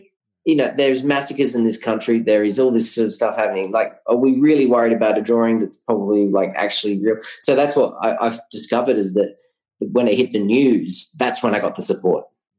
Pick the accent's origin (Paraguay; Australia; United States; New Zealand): Australia; now in Colombia; Yes, I'm foreigner. Yes, I'm an Australian.